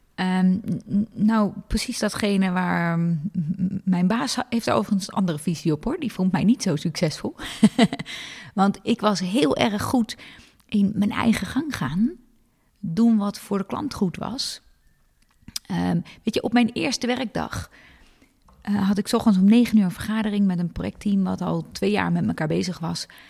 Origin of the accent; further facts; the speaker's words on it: Hilversum, North Holland, Netherlands; ik ben in Hilversum opgegroeid.